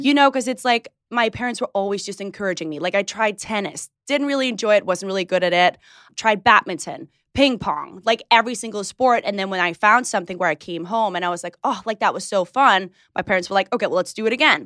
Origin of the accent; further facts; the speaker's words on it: Hillerød, Capital Region of Denmark, Denmark; moved away; I grew up in Denmark, you got that right, in a small town, maybe you could say it, Hillerød.